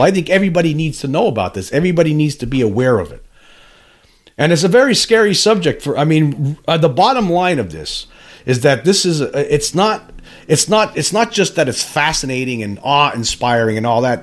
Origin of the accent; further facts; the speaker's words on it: Pennsylvania, United States; I'm from Pennsylvania